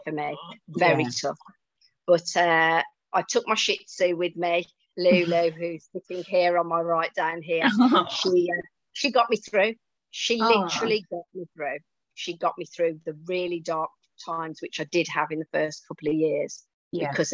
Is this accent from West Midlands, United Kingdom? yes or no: yes; Wolverhampton, West Midlands, United Kingdom; accent: Brummy; moved away as an adult; also born or lived in Tenerife; now in Spain; I'm a Wolverhampton girl, so, and I haven't lost my accent even though I've been living in Spain for nearly 12 years.